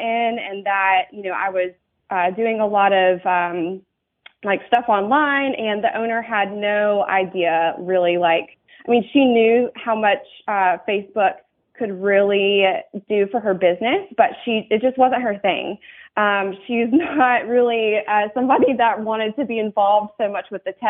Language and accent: English; North Carolina, United States; moved away as an adult; North Carolina is my home state